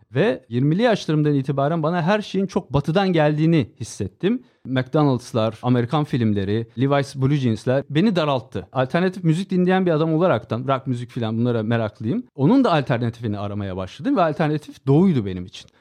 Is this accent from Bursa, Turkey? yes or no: no; Istanbul, Turkey; İstanbul doğumluyum